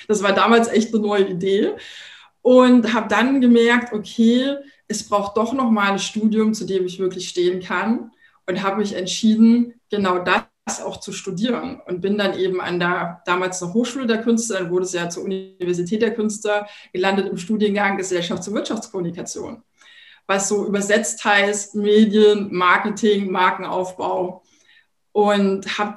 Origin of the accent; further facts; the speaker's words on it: Thuringia, Germany; now in Berlin, Germany; Ich komme ja ursprünglich aus Thüringen, bin jetzt seit, das muss ich mal kurz rechnen, 26 Jahren in Berlin und bin da sehr behütet aufgewachsen